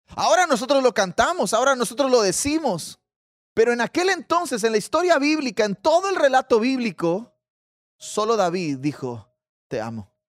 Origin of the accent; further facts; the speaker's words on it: Mexico; yo soy mexicano, probablemente tendré una ascendencia por allá.